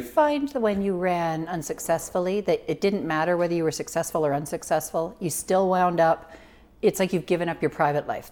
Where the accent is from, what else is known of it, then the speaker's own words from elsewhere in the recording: Toronto, Ontario, Canada; moved away as an adult; now in Prince George, Canada; I was born in Toronto